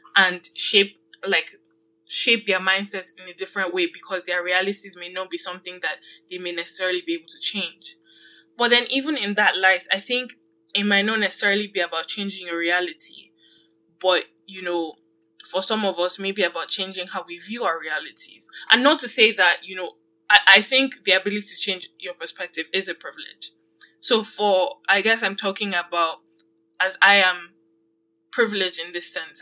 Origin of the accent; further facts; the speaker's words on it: Nigeria; now in Canada; I grew up in Nigeria